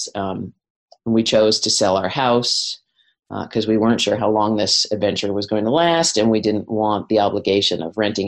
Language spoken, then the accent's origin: English; Washington, District of Columbia, United States; moved away as an adult; now in Wellington, New Zealand; I grew up in Washington, D.C.